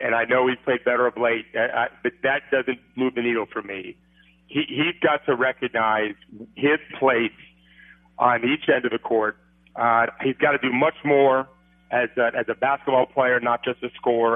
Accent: St. Petersburg, Florida, United States; when I was 8 years old, I moved in the day before from Minneapolis down here in St. Petersburg

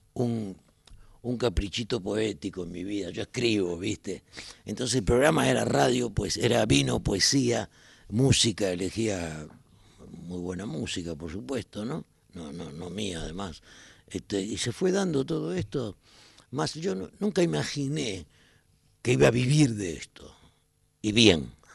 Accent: Buenos Aires, Argentina; Siempre en Capital. Si nací acá y me crié acá

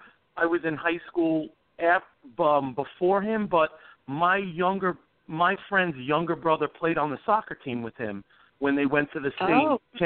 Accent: Pelham, United States; I grew up in Pelham, Beth, so the little tiny town where everybody knows each other.

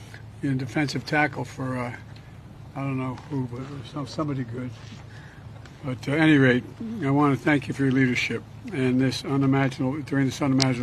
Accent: Claymont, Delaware, United States; I grew up right across the street from a fire hall in Claymont, Delaware.

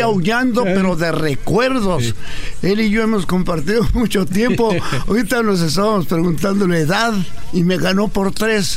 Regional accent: Ciudad Juárez, Chihuahua, Mexico; nací en Ciudad Juárez, Chihuahua, en el año de 1931

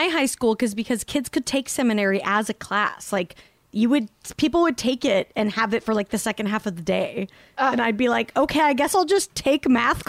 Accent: Salt Lake City, Utah, United States; I grew up in Salt Lake.

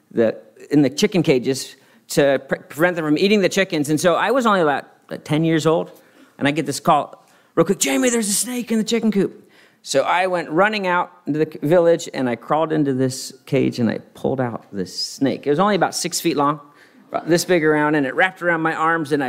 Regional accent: Madagascar; um, I, I grew up in Madagascar, and Alyssa grew up here in Santa Barbara, so we had very similar childhoods, as you can imagine.

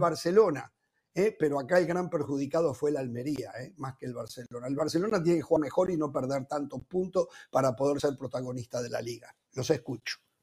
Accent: Uruguay; en mi país, en Uruguay

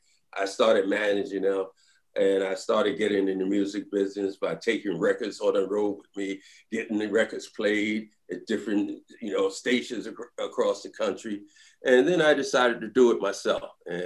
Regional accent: Philadelphia, Pennsylvania, United States; I'm from Philly.

